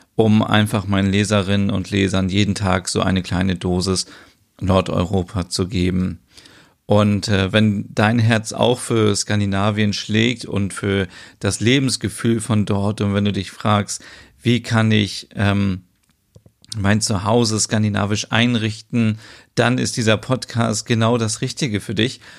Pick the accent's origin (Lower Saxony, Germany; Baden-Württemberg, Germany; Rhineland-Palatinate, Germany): Lower Saxony, Germany; Osnabrück; ich komme aus Osnabrück